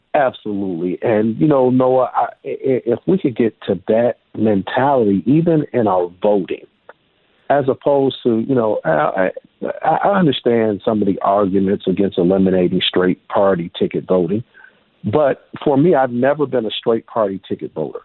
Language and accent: English; United States; I'm an African American male uh, in uh, United States of America.